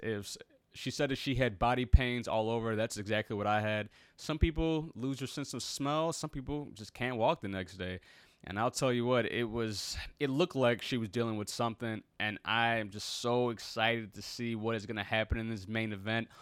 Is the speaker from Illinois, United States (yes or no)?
yes; Chicago, Illinois, United States; Chicago, my hometown, my, my birthplace